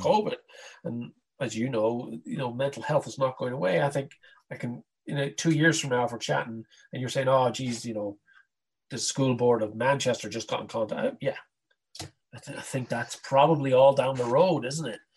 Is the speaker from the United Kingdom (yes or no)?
no; Ireland; growing up in Ireland in the '70s wasn't much fun